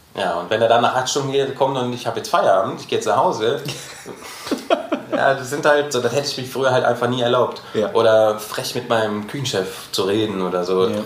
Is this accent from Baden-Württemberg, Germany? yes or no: no; Gelsenkirchen, North Rhine-Westphalia, Germany; moved away as an adult; also born or lived in Berlin; now in Frankfurt, Germany; dann bin ich wieder zurück nach Gelsenkirchen in meine Heimat gezogen